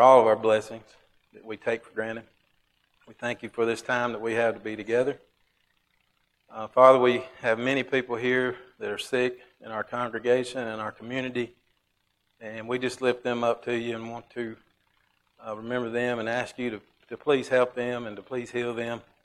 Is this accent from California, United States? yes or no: no; Alabama, United States; I'm from Alabama